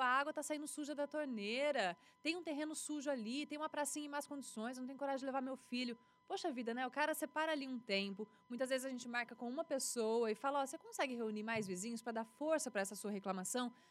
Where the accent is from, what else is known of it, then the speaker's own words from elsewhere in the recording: Presidente Prudente, São Paulo, Brazil; also born or lived in Lins / Catanduva / Paraguaçu Paulista; cresci aqui, desde 96 até agora